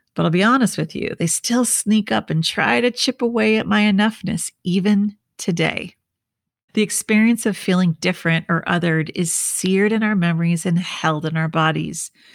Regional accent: Minnesota, United States; growing up in Minnesota in the 80s

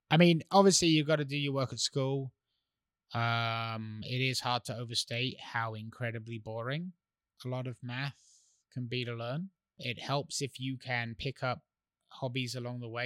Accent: England, United Kingdom; moved away; I grew up in England

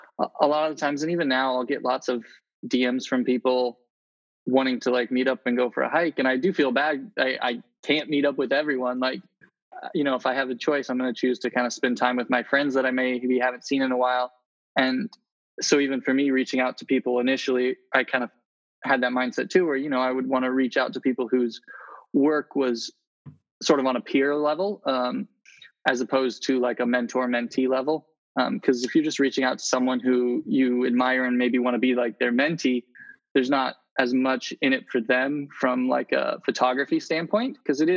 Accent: Indonesia; also born or lived in Philippines; I was born in Indonesia and grew up there and in the Philippines.

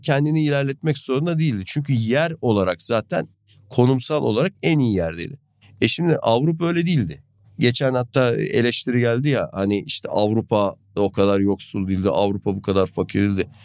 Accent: Gönen, Balıkesir, Turkey; ben aşağı yukarı böyle bataklık diyebileceğim bir bölgede büyüdüm, biliyorsun. Hani Gönen Çayı'nın boy, yanında

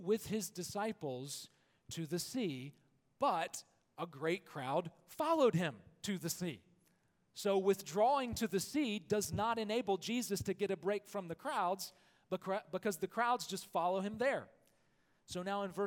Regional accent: Alabama, United States; I am from Alabama, where football is the air we breathe.

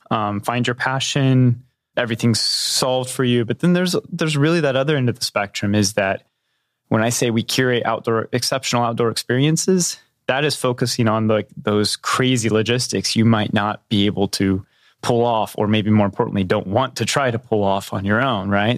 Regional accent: southwest Missouri, United States; I grew up in a little tiny town just, uh, just north of the border in Missouri, in southwest Missouri

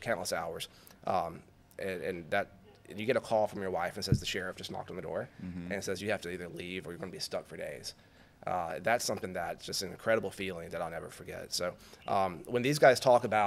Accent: Alabama, United States; moved away as an adult; also born or lived in Louisiana / Baton Rouge / the Carolinas / Auburn, Alabama; Growing up in Alabama and then working and living in Louisiana for so long

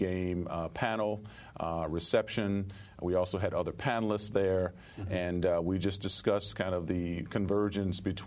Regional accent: Chicago, Illinois, United States; moved away as an adult; now in Brooklyn, United States; I'm from Chicago originally, but I've been in Brooklyn for almost 12 years now

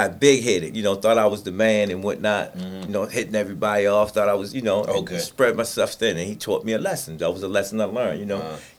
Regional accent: Baltimore, Maryland, United States; Came up in the projects. When I sit there and say the projects, I'm originally from the Poe home.

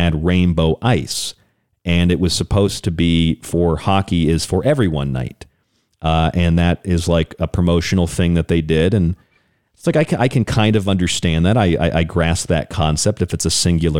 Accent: Tampa, Florida, United States; I grew up in Tampa

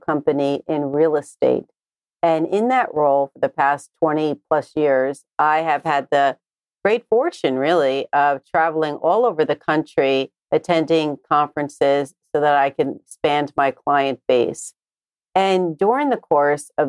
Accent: New Jersey, United States; I was born and raised in New Jersey

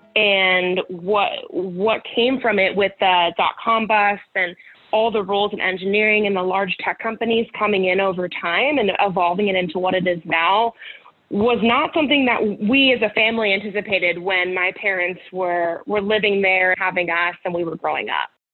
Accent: Campbell, California, United States; I grew up in Campbell, California, which is in the South Bay of the Bay Area.

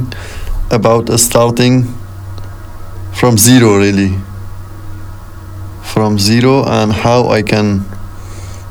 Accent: Kabul, Afghanistan; English is a second language; moved away as an adult; now in United States; I'm from Afghanistan, and I'm an Afghan. I was born in Kabul, and did the school in Kabul, finished the school

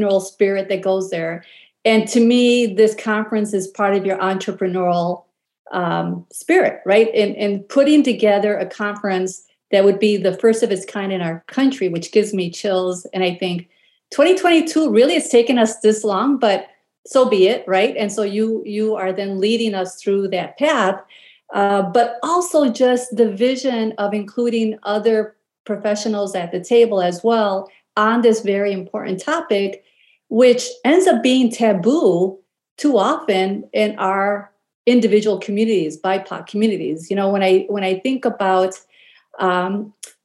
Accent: Chicago, Illinois, United States; moved away; when I go back home to Chicago to visit relatives

